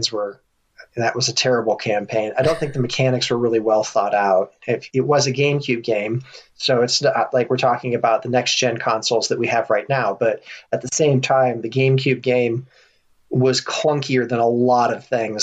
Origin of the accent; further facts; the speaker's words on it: United States; I'm an American.